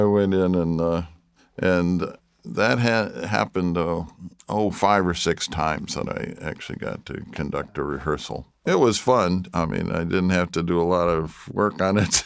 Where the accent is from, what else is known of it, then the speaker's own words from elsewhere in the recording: Traverse City, Michigan, United States; also born or lived in Detroit, Michigan; I was born in Detroit, but I grew up in Traverse City, Michigan